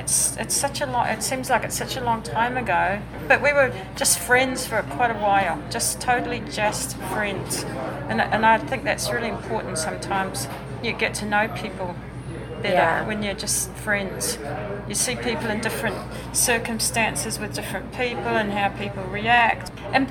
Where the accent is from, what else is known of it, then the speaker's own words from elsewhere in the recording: England, United Kingdom; moved away as an adult; also born or lived in New Zealand / Germany; now in Ashland, United States; because I'm English